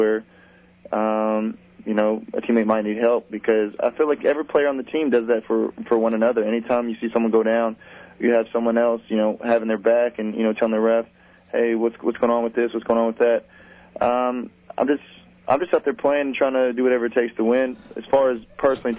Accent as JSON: {"language": "English", "region": "Texas", "country": "United States", "tie": "born or raised there", "moved": "as an adult", "said": "go back to my home state"}